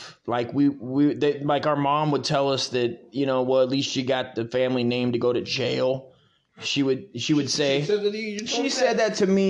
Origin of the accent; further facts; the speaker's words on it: Hesperia, California, United States; we grew up in Hesperia in a desolate desert of a shithole.